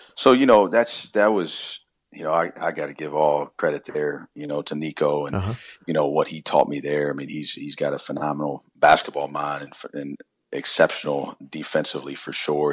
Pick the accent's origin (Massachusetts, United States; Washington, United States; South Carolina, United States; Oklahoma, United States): South Carolina, United States; Columbia; growing up, I grew up in South Carolina and Columbia